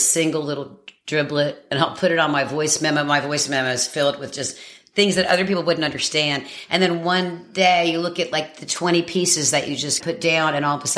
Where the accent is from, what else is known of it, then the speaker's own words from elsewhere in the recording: Madison, North Carolina, United States; moved away as an adult; also born or lived in Radford, Virginia / New York; now in Surf City, United States; we moved to Madison, North Carolina, tiny town outside of Greensboro, and I was raised there